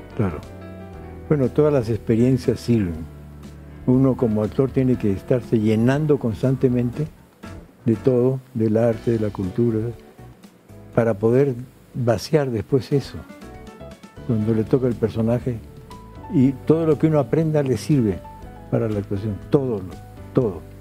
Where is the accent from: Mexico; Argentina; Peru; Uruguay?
Peru; Lima; also born or lived in Madrid, Spain; regresé a mi tierra